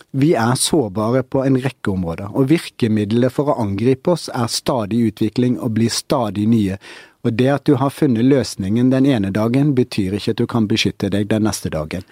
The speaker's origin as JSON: {"language": "Norwegian", "country": "Norway", "said": "vi som nordmenn"}